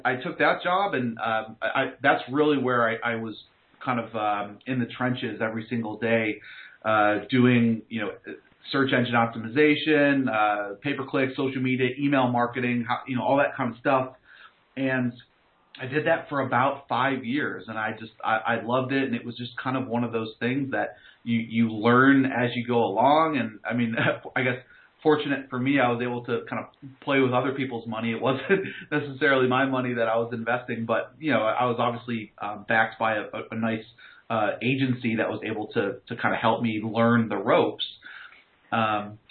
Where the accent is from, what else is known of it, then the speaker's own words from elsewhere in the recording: New York, United States; moved away as an adult; also born or lived in North Carolina; now in Raleigh, United States; I grew up in New York.